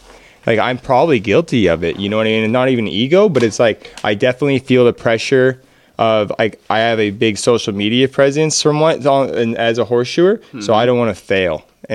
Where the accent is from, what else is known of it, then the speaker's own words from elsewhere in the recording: Pacific Northwest, United States; we're all from the Northwest, but we have different practices. Each one of us, me, Jesse, and Brian are on the west side of the states, so we're a little bit wetter climate.